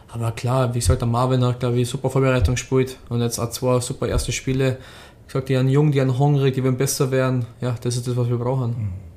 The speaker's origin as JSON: {"language": "German", "town": "Rosenheim", "region": "Bavaria", "country": "Germany", "tie": "born or raised there", "also_born_or_lived": "Düsseldorf", "said": "ich bin gebürtiger Rosenheimer, ich habe den ganzen Nachwuchs durchlaufen"}